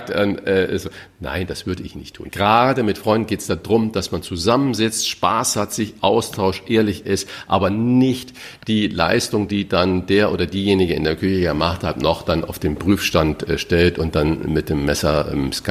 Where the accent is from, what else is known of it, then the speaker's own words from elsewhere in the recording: Saarland, Germany; Mein Sprachfehler, ich bin halt Saarländer und ähm, das CH ist sch Immer.